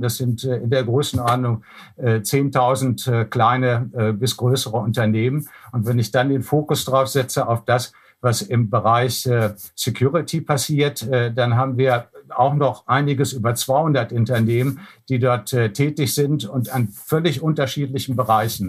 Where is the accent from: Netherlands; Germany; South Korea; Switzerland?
Germany; wir als Deutsche